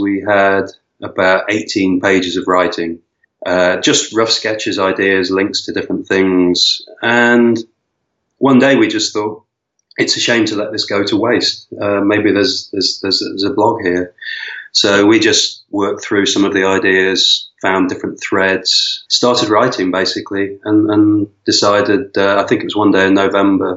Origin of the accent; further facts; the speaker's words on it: Vancouver, British Columbia, Canada; moved away as an adult; also born or lived in Lisbon, Portugal; now in Madeira, Portugal; I'm originally from Vancouver, and I came from Vancouver to Lisbon in 2008